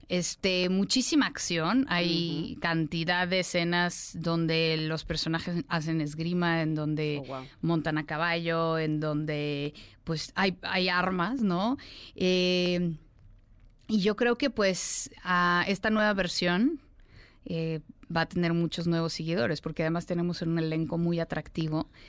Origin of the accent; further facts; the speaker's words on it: Russia; first language ru; Spanish is a second language; Soy rusa. Entonces yo nací en, la ex Unión Soviética de padres rusos y estudié ruso, en ruso toda mi vida.